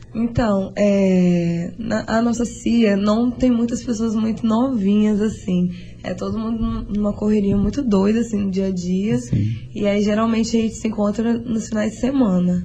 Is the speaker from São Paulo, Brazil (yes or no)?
no; Bom Jesus do Itabapoana, Rio de Janeiro, Brazil; moved away; Eu não sou daqui, eu vim do interior do Rio de Bom Jesus